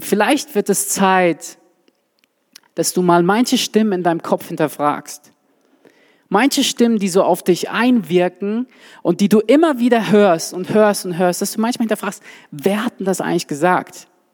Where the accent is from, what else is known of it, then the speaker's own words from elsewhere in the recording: Swabia, Germany; Ich komme ja aus dem Schwabenland